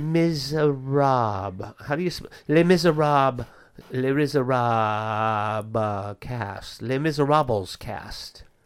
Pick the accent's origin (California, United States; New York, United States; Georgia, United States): California, United States; Bay Area; I grew up in the Bay Area